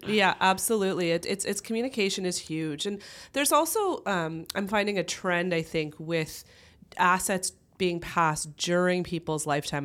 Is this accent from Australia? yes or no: no; Kitchener, Ontario, Canada; also born or lived in London, Ontario; I grew up in the Kitchener-Waterloo area